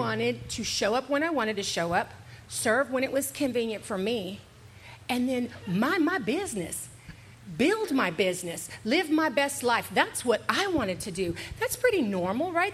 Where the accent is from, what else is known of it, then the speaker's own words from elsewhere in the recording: Houston, Texas, United States; moved away as an adult; now in San Antonio, United States; I'm from Houston